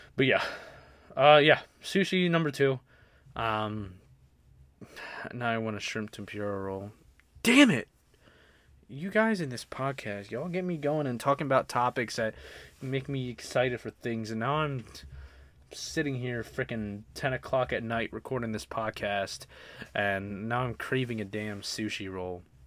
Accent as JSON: {"language": "English", "town": "Baltimore", "region": "Maryland", "country": "United States", "tie": "born or raised there", "moved": "yes", "said": "I grew up, like I said, I grew up in Baltimore"}